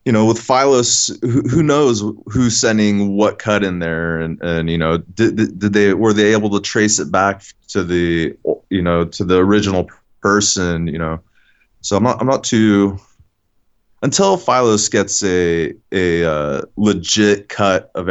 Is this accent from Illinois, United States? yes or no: no; San Francisco Bay Area, California, United States; the place I grew up in the San Francisco area, and it was low income housing